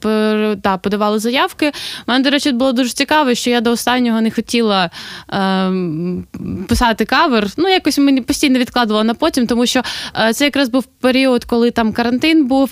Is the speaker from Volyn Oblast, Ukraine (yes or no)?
no; Sloviansk, Donetsk Oblast, Ukraine; now in Kolomyia, Ukraine; Я зі Слов'янська